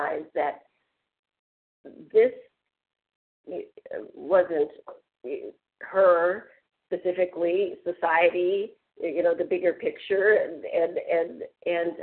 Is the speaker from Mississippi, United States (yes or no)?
yes; Biloxi, Mississippi, United States; when I was in the seventh grade in Biloxi, Mississippi